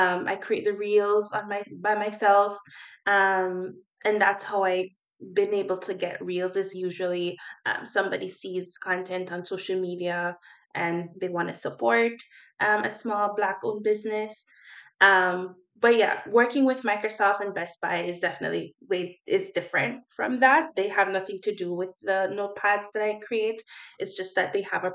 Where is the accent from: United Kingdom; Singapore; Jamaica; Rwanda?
Jamaica; now in Nova Scotia, Canada; I'm just a Jamaican girl coming to Canada